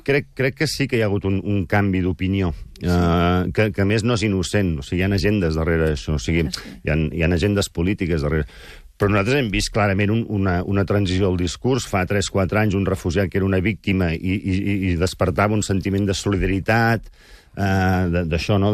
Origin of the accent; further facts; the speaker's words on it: Girona, Catalonia, Spain; also born or lived in Barcelona; now in Manresa, Spain; jo sóc gironí, de fet, eh? visc a Manresa per un tema familiar